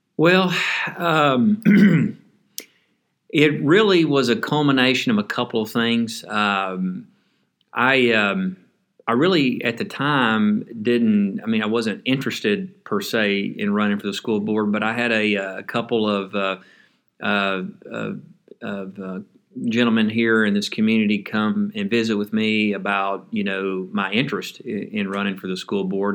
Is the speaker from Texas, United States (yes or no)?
yes; Henderson, Texas, United States; Citizens National Bank, which was based out of Henderson, my hometown